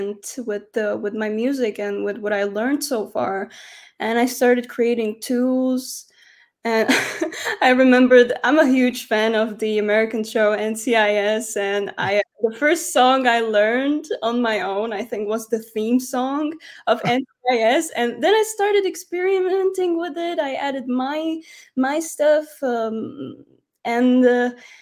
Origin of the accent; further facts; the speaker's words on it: Medzilaborce, Prešov Region, Slovakia; moved away as an adult; also born or lived in Humenné, Slovakia; now in Switzerland; we moved to even a tinier town. It's called Medzilaborce, and I grew up there.